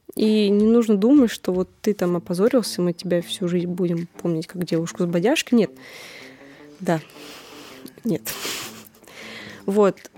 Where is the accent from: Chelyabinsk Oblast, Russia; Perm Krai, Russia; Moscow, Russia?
Moscow, Russia